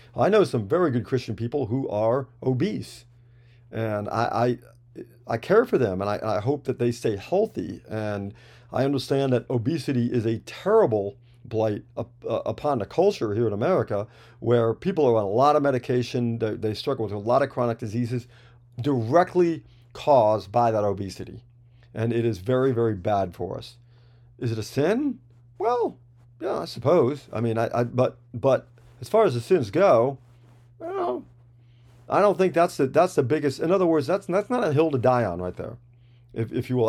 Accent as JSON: {"language": "English", "region": "New York", "country": "United States", "said": "I'm from New York, so we've always, I, if you know any New Yorkers, there's a lot of rich language, if you will, floating around"}